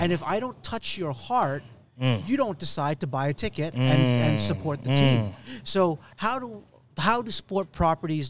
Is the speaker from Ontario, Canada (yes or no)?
no; Edmonton, Alberta, Canada; growing up in Edmonton